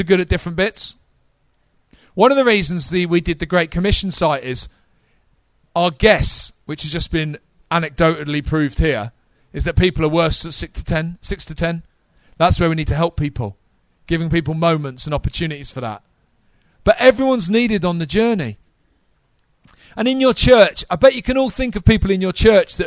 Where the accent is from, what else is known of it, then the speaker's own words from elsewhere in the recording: United Kingdom; we're not American